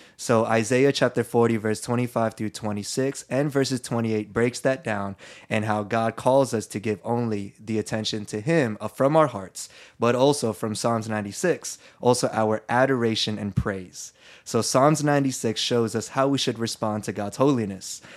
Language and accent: English; Philippines; I'm Filipino and I grew up Catholic.